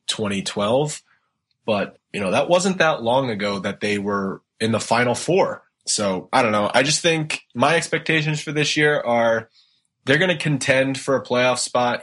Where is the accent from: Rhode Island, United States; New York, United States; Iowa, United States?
Rhode Island, United States; now in Boston, United States; I grew up in Rhode Island, uh, and actually, right now I live in Boston